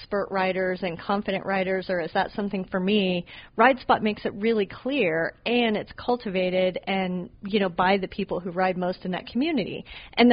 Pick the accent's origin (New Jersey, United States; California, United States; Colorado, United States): Colorado, United States; Boulder; my hometown of Boulder, Colorado